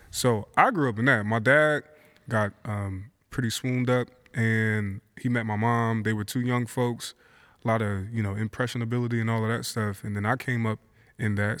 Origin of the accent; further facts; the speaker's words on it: Philadelphia, Pennsylvania, United States; moved away as an adult; now in Portland, United States; born and raised in Philadelphia, moved to Portland in two thousand eight